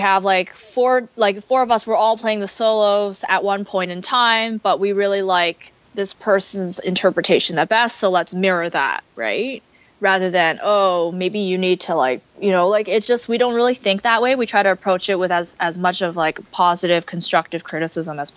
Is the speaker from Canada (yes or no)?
yes; Canada; we're so Canadian